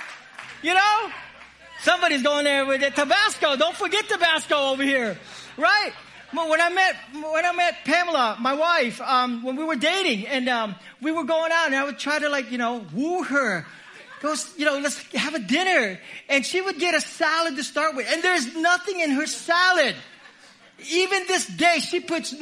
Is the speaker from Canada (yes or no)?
no; Philippines; I'm Filipino.